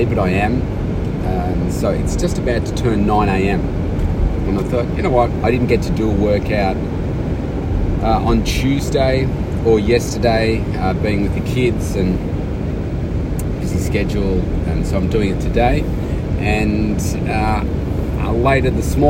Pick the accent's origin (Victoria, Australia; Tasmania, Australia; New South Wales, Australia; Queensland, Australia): Victoria, Australia; Melbourne; my hometown here